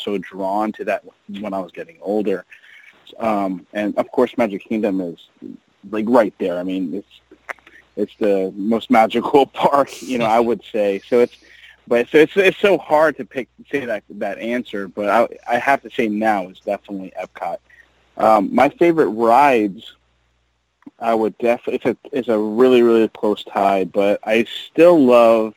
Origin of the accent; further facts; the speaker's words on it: South Florida, United States; also born or lived in New York; I'm a Floridian because I moved from New York when I was four to South Florida, and so this has been my home ever since